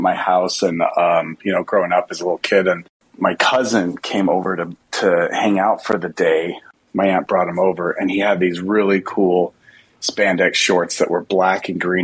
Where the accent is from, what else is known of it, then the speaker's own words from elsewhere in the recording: Utah, United States; I grew up actually in Utah where there's lots of amazing, big, huge mountains